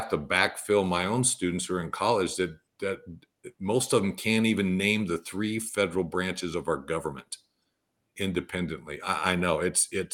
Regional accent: California, United States; moved away as an adult; also born or lived in Green Bay, Wisconsin; I grew up in California

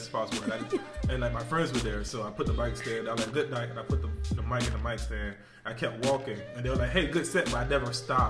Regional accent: Norfolk, Virginia, United States; Because I'm from Norfolk. I know Norfolk hood talk.

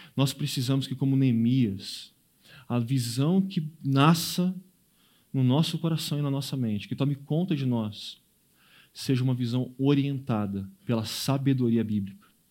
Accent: Brazil; nós, como brasileiros

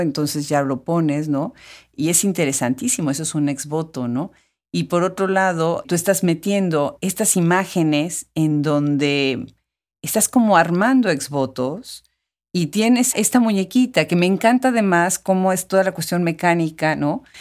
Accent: Puebla, Mexico; siendo poblana

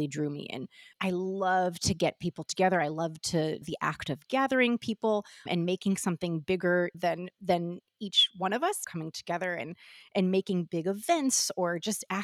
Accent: St. Louis, Missouri, United States; moved away as an adult; now in Los Angeles, United States; I'm from St. Louis, Missouri

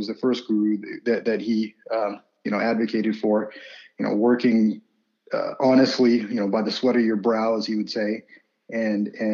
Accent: United States; also born or lived in Punjab, India; I was born there and came over when I was less than a year old, and basically have grown up here.

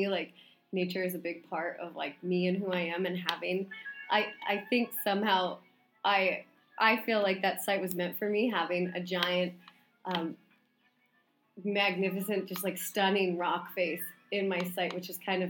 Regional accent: Vermont, United States; also born or lived in Salt Lake City, Utah; But I grew up in Vermont. I moved there when I was two. So that's where all my upbringing was in a small town in Vermont

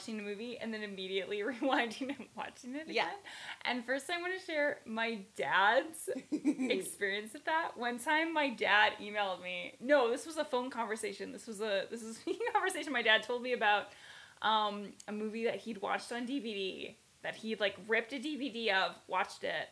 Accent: Alberta, Canada; a youth growing up in Alberta

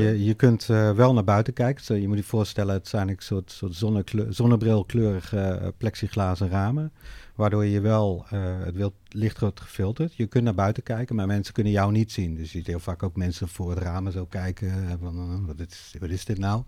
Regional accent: Netherlands; ik ben opgegroeid in Nederland

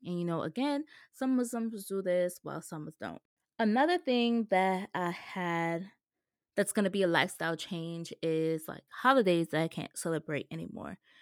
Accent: New York, United States; a woman from New York

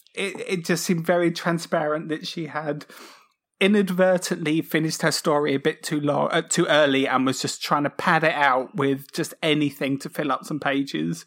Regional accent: Cornwall, South West England, United Kingdom; I grew up in Cornwall

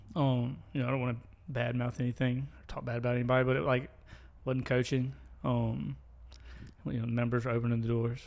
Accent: the Reservoir, Rankin County, Mississippi, United States; I grew up at the reservoir. Um, lived there since I was four

